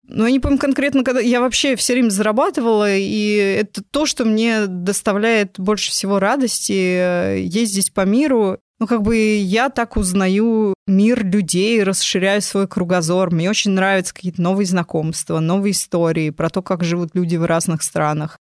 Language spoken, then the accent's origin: Russian; Moscow, Russia; я выросла в Москве, я родилась в Москве, я училась в МГУ